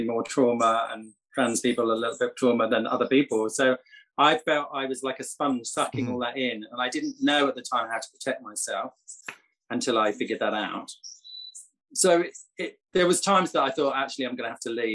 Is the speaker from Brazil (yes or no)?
no; England, United Kingdom; now in Costa Rica